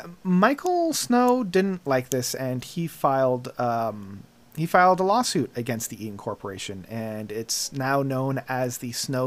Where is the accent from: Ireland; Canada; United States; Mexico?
Canada; we're Canadian